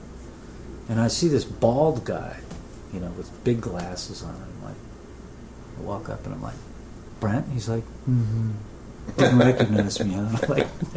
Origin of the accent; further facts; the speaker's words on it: New Jersey, United States; Brendan and I are from New Jersey